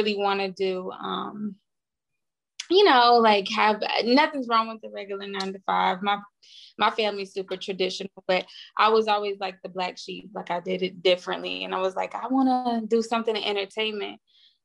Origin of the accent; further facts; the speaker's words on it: United States; moved away as an adult; also born or lived in Nashville, Tennessee / Houston, Texas; now in Los Angeles, United States; where I'm from Nashville and Houston. So like I rep both